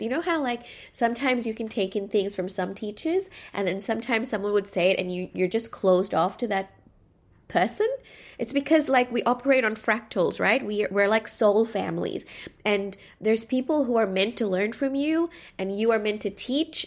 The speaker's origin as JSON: {"language": "English", "country": "Sri Lanka", "tie": "born or raised there", "said": "growing up in Sri Lanka, whenever I went to my local mosque, I never felt like I belonged there"}